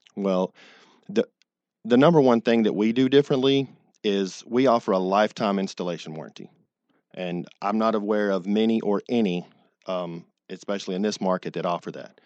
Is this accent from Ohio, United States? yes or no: no; Dallas, Texas, United States; moved away; I'm originally from Texas